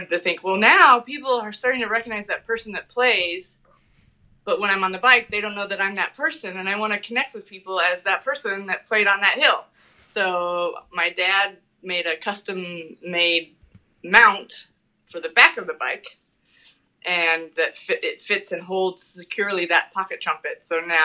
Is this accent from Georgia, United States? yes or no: no; Shelby, Iowa, United States; moved away as an adult; also born or lived in New York City; Shelby, Iowa, Southwest Iowa